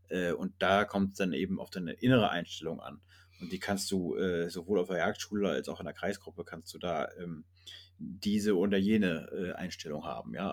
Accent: North Rhine-Westphalia, Germany; zumindest dort, wo ich herkomme, äh, aus dem Lipperland, also in Westfalen, Ostwestfalen-Lippe

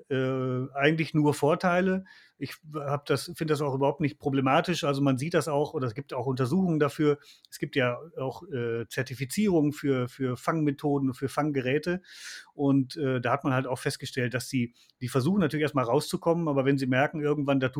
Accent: Lower Saxony, Germany; ich komme halt aus, aus Niedersachsen und komme aus einer Niederwildgegend und da wurde der Fuchs äh, äh, immer geschossen.

